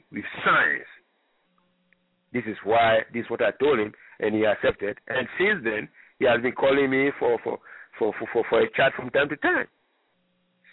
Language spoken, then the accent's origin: English; Libreville, Estuaire, Gabon; moved away; I grew up in Libreville, Gabon